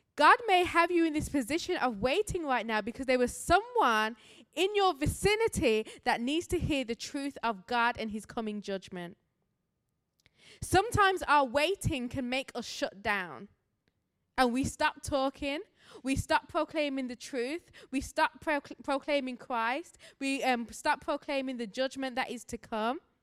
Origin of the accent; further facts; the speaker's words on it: Birmingham, West Midlands, United Kingdom; moved away as an adult; now in Grand Rapids, United States; I do have an accent, as I'm a missionary here from Birmingham, England